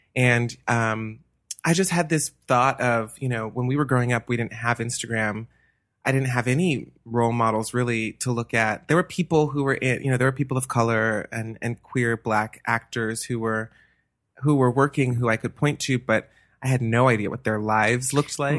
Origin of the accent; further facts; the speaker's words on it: Atlanta, Georgia, United States; moved away as an adult; also born or lived in New Hampshire; now in Los Angeles, United States; I'm from Atlanta, Georgia, born and raised.